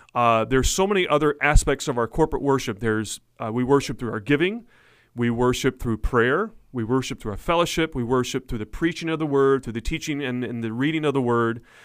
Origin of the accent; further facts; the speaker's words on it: Blanchard, Oklahoma, United States; grew up in the town of Blanchard, Oklahoma, as a pastor's kid my whole life